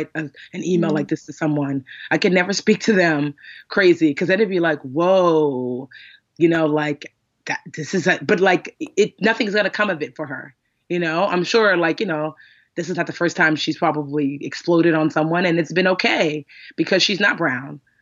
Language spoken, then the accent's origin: English; Westfield, United States; I grew up in Westfield, which is, like I said, majority white and very, very small